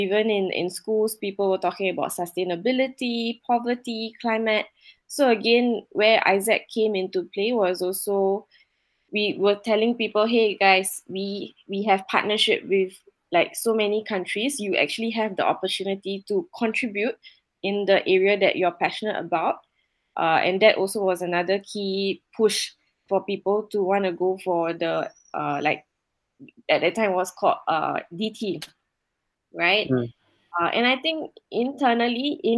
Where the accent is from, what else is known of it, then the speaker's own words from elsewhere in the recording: Singapore; moved away; I was growing up in Singapore